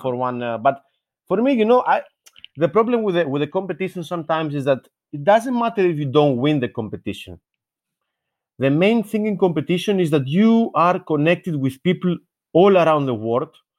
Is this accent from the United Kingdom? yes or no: no; Athens, Attica, Greece; also born or lived in Patras; I was born in Athens, in general. So, I'm a child of, uh, the center, let's say, of the capital